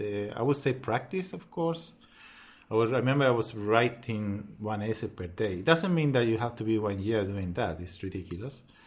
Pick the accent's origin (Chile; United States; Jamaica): Chile; English is a second language; moved away as an adult; now in Melbourne, Australia; I'm from Chile